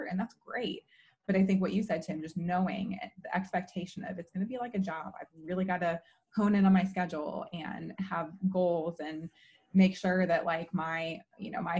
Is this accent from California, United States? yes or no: no; Chicago, Illinois, United States; I'm from Chicago